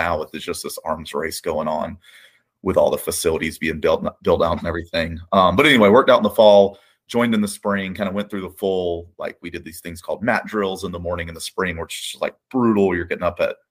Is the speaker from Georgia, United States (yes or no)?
yes; Columbus, Georgia, United States; I grew up in Columbus, Georgia.